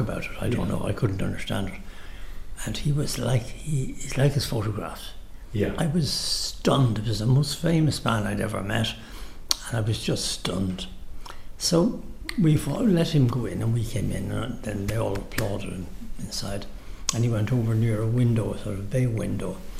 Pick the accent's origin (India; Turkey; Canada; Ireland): Ireland; Dublin, Leinster; I was born in Capel Street